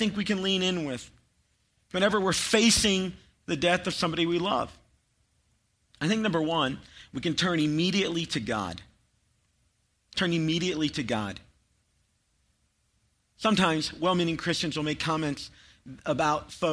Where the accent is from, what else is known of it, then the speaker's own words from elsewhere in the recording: Chattanooga, Tennessee, United States; I grew up near Chattanooga